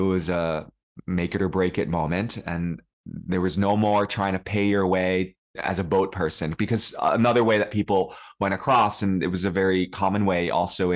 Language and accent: English; New York City, New York, United States; first language Cantonese; English is a second language; I grew up in New York City. I was born in New York City, actually